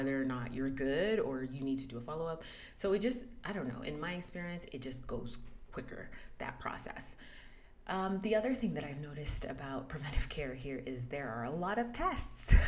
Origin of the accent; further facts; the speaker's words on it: United States; moved away as an adult; where did you grow up? And I said, the US